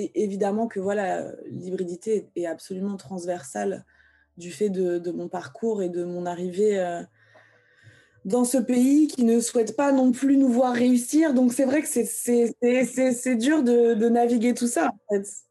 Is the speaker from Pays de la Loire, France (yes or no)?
yes; Vendée, Pays de la Loire, France; also born or lived in Algeria; moi j'ai grandi dans la campagne française, j'ai grandi en Vendée